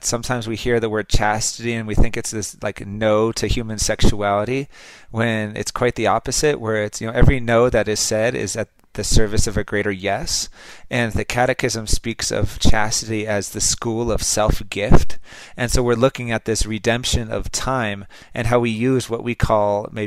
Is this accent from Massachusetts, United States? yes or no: no; Los Angeles, California, United States; I'm from Los Angeles